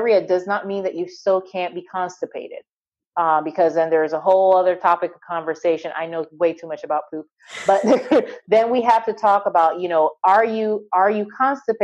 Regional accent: Barbados; moved away; I grew up on an island. I grew up in Barbados.

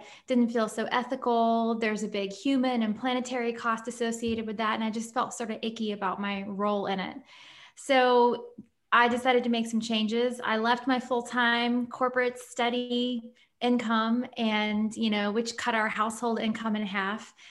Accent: Nashville, Tennessee, United States; moved away as an adult; also born or lived in London / Paris / New York; now in Columbus, United States; I grew up in Nashville, born and raised. I moved to London when I was 18

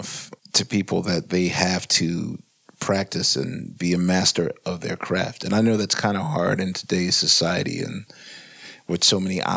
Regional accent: Philadelphia, Pennsylvania, United States; I grew up in West Philadelphia

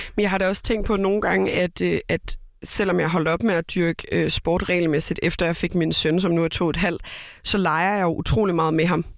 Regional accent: Copenhagen, Capital Region of Denmark, Denmark; moved away as an adult; now in Aarhus, Denmark; Jeg er født og opvokset i København

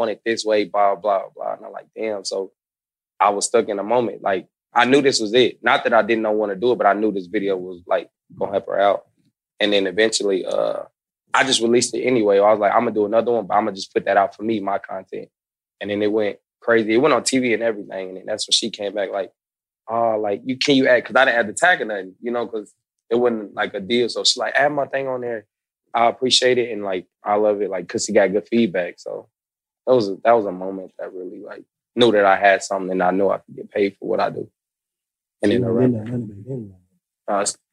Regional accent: Kansas City, United States; now in Atlanta, United States; I'm from Kansas City

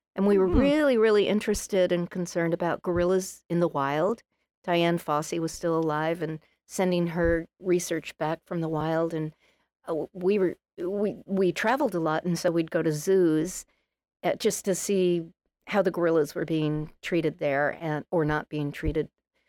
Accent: Massachusetts, United States; So, I was raised on Cape Cod, which is quite unusual. A lot of people go to the Cape, but not many people are spawned there.

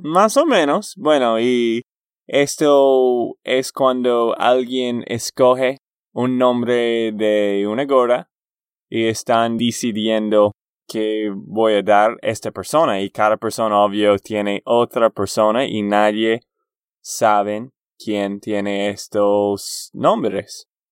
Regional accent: Texas, United States; de Texas, Estados Unidos

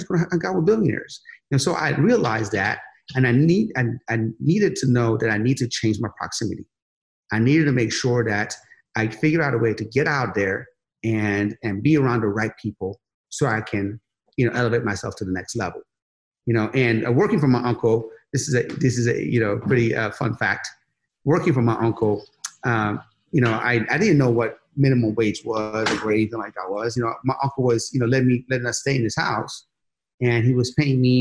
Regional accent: Sharon, Pennsylvania, United States; moved away as an adult; now in California, United States; I came from Sharon, Pennsylvania. No, Sharon, Pennsylvania, you know, there was like one BMW, maybe one Mercedes in the entire town.

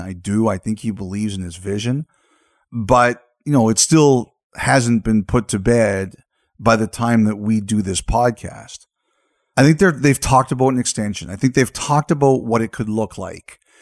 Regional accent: Canada; as a Canadian

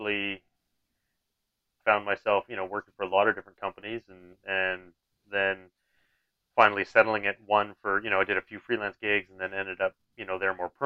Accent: British Columbia, Canada; I was from Vancouver. Well, I'm not from Vancouver, but I was from BC

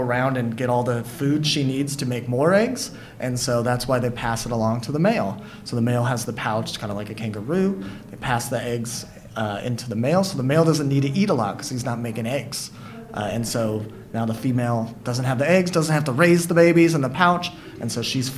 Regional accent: Santa Barbara, California, United States; moved away as an adult; also born or lived in Hawaii / San Francisco Bay Area; now in San Francisco, United States; I grew up in Southern California near Santa Barbara, so I grew up learning how to scuba dive on the Channel Islands

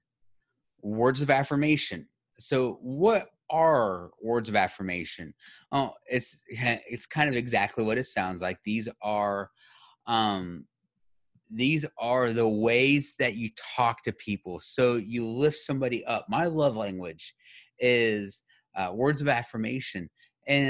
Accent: United States; as somebody who grew up in the United States, I've never learned a different language

